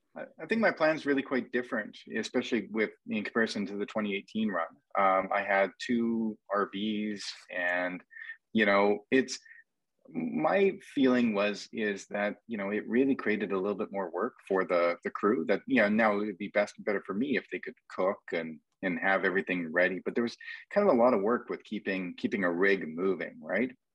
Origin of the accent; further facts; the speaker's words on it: Canada; accent: Canadian; my Canadian accent